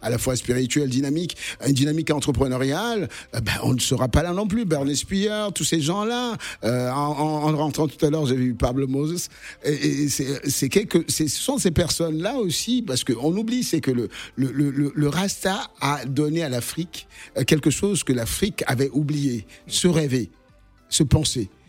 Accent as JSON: {"language": "French", "town": "Lille", "region": "Hauts-de-France", "country": "France", "tie": "born or raised there", "moved": "as an adult", "lives_now": "Cannes, France", "said": "Je suis lillois aussi parce que tout simplement j'ai grandi là"}